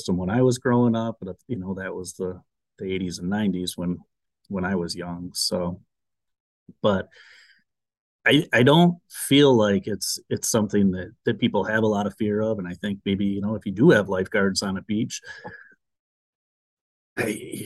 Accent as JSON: {"language": "English", "town": "Petoskey", "region": "Michigan", "country": "United States", "tie": "born or raised there", "said": "I grew up in Petoskey"}